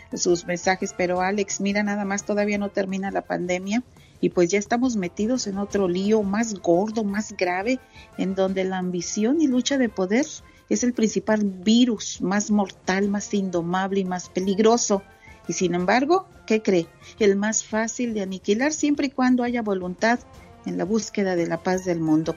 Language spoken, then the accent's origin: Spanish; Santa Catarina, Nuevo León, Mexico; now in Dallas, United States; me acuerdo de mi pueblito, Santa Catarina, Nuevo León